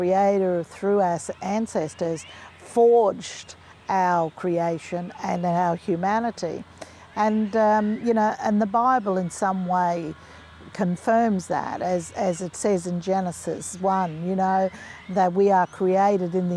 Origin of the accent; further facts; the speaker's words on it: Winton, Queensland, Australia; also born or lived in Townsville, Queensland; I grew up, was born in a little town called Winton, which is northwest of Longreach.